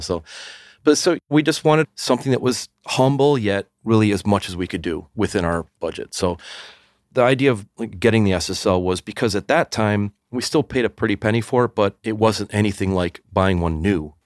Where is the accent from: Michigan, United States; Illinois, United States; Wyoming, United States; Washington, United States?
Illinois, United States; Evanston; born or raised there